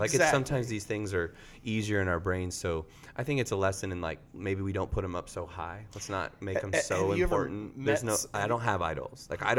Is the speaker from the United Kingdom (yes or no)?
no; Tornado Alley, United States; growing up in Tornado Alley